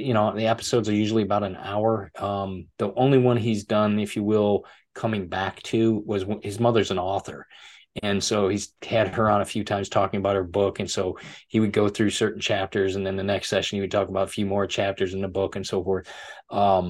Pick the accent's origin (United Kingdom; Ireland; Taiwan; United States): United States; Michigan; accent: American; moved away as an adult; now in Florida, United States; I'm originally from Michigan